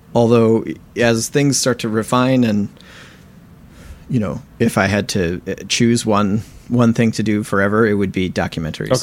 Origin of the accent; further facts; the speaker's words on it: Southwest Michigan, United States; moved away as an adult; also born or lived in San Diego, California / Oberlin, Ohio; now in Brooklyn, New York, United States; I'm a percussionist based in Brooklyn, New York, and I grew up in Southwest Michigan